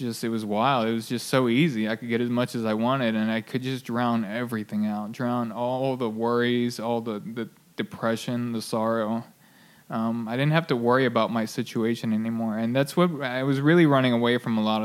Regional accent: near Baltimore, Harford County, Maryland, United States; I grew up in near Baltimore, just north

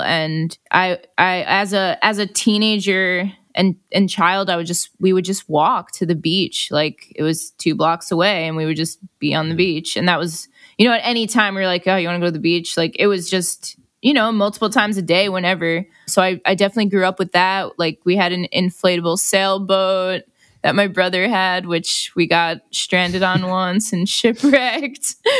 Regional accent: Long Island, New York, United States; moved away as an adult; now in Los Angeles, United States; I grew up on Long Island.

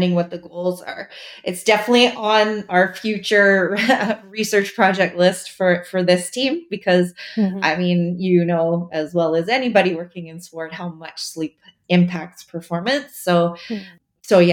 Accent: Montreal, Quebec, Canada; I'm from Montreal in Canada, and we have special bagels

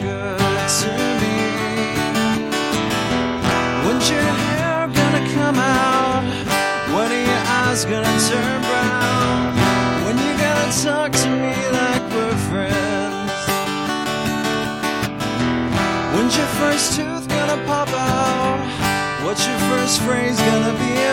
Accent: Humboldt, Tennessee, United States; born or raised there; also born or lived in Jackson, Tennessee

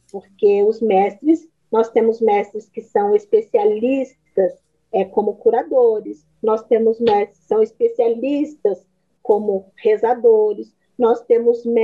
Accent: Minas Gerais, Brazil; also born or lived in Amazonas; você observa por que, que eu saí de Minas e fui para o Amazonas, né?

